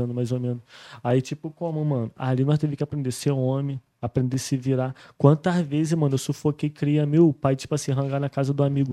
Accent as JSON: {"language": "Portuguese", "region": "Rio de Janeiro", "country": "Brazil", "tie": "born or raised there", "also_born_or_lived": "Barra / Spain", "moved": "as an adult", "said": "eu fui forjado no subúrbio do Rio de Janeiro"}